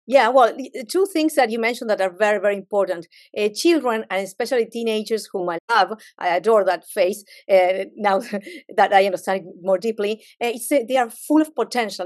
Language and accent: English; Argentina; I'm a Latin, I'm from Argentina